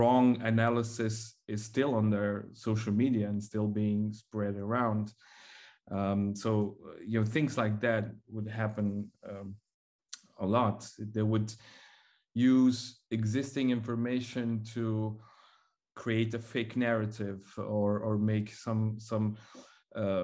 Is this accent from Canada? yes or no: no; Mongolia; now in Belgium; I am from Mongolia